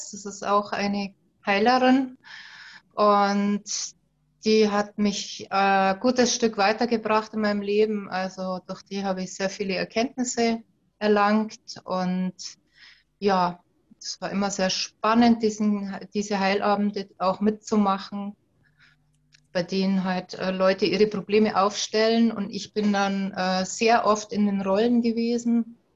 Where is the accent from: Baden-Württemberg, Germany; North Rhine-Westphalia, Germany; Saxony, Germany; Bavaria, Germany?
Bavaria, Germany; Ich komme aus dem schönen Oberbayern, ähm, aus dem Vierseenland